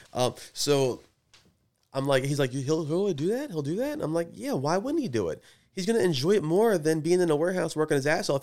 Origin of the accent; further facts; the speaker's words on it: Edgewood, United States; I'm from Edgewood